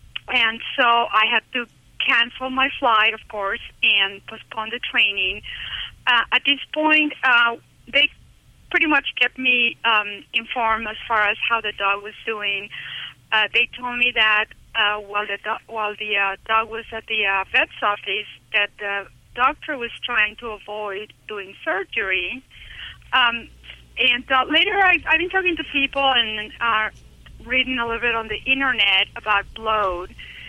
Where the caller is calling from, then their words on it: Utah, United States; I'm calling from Utah, and the reason I'm calling is I'm blind